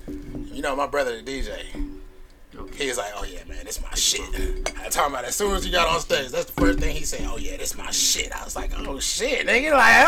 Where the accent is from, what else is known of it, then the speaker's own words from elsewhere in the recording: Connecticut, United States; Yo, I'm just from Connecticut.